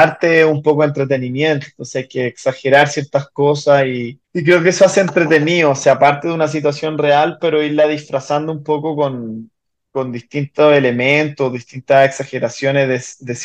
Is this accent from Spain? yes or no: no; Chile; now in Mexico; yo me vine de Chile a, México a desarrollar mi carrera musical y es un poco el que marca como el, eh, ese, ese antecedente.